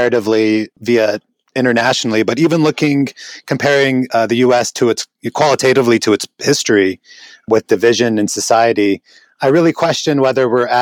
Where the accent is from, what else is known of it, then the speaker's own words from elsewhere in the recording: Tyre, South Governorate, Lebanon; now in United States; I grew up in Lebanon I lived in Lebanon in the '80s in Southern Lebanon